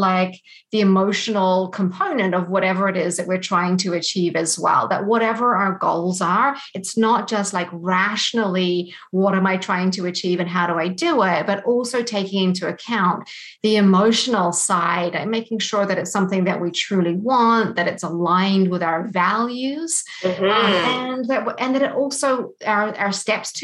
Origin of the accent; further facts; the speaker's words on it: New Zealand; moved away as an adult; also born or lived in London, United Kingdom; now in Canada; I was born in New Zealand, and so I grew up there, and that's where I studied as well.